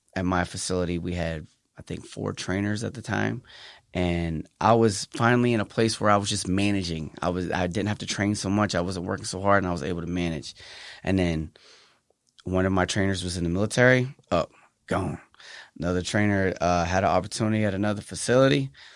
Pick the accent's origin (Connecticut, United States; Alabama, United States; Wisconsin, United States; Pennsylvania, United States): Pennsylvania, United States; now in San Antonio, United States; Well, I am from Pennsylvania. I'm from the East Coast